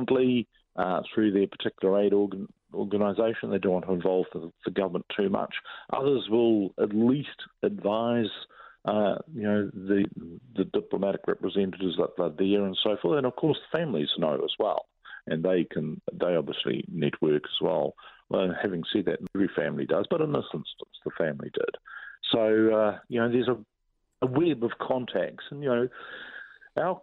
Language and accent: English; New Zealand